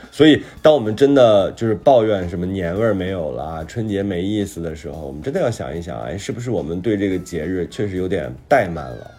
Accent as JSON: {"language": "Chinese", "region": "Hebei", "country": "China", "said": "我是河北人"}